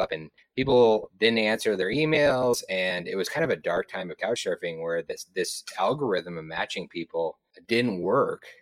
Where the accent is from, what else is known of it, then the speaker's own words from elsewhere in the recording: Moscow, Idaho, United States; born there; also born or lived in Missouri / Florida / Texas / California; now in Montana, United States; I was born in Moscow, Idaho. I moved to Missouri, Florida, Texas, California, back to Missouri, Montana, Oregon, back to Montana.